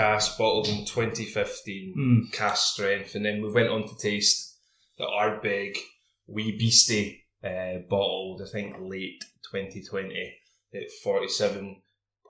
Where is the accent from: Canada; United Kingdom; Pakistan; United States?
United Kingdom; Scotland; I'm a Scotsman